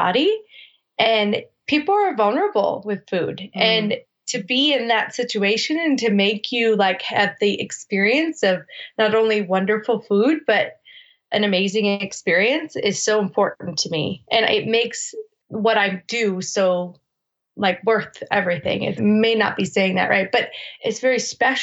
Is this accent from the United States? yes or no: yes; Minneapolis, Minnesota, United States; moved away as an adult; also born or lived in Newport Beach, California / South Dakota; went back to Minneapolis. And at 20, I decided I was going to move to California